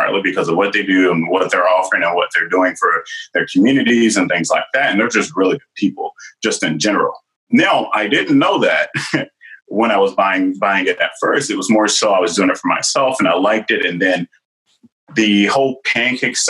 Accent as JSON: {"language": "English", "region": "the South", "country": "United States", "said": "I'm from the South"}